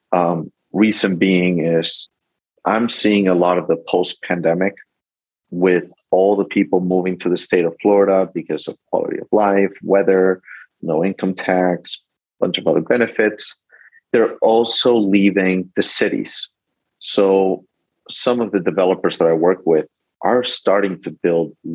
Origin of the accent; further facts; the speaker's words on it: Spain; moved away; Um, I'm originally from Spain. I lived all over the world due to my dad's life.